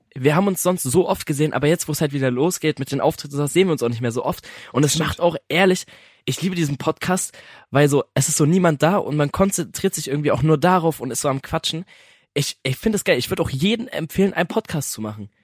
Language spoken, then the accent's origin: German; Germany; wir sind Deutsche